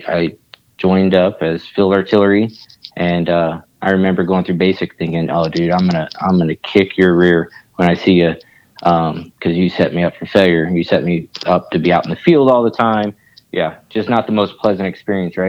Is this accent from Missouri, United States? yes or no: yes; Kansas City, Missouri, United States; also born or lived in Alaska; I live in Kansas City. This is where my family's at. This is what I call home